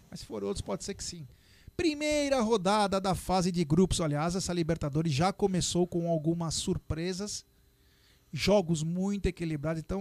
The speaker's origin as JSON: {"language": "Portuguese", "town": "Montes Claros", "region": "Minas Gerais", "country": "Brazil", "said": "sou aqui da MOC"}